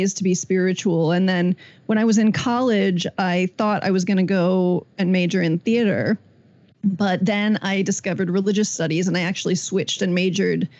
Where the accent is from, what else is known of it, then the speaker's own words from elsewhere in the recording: Indiana, United States; growing up in Indiana in the 90s